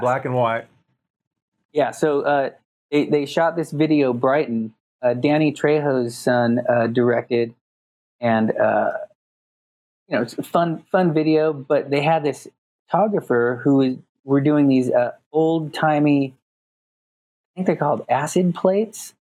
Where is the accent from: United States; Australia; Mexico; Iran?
United States; Los Angeles, California; am born and raised in Los Angeles